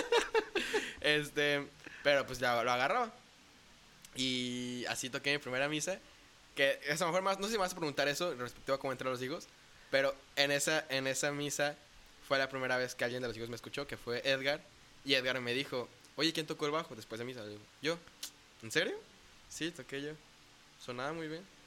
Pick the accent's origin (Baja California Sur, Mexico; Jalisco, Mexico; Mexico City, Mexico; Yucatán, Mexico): Jalisco, Mexico; Puerto Vallarta; also born or lived in Zapopan, Jalisco / Guadalajara, Jalisco / Bucerías, Nayarit; Me vine a vivir acá a Puerto Vallarta cuando cumplí cinco años con mi familia. Entonces, pues también podría decir que soy más pata salada que otra cosa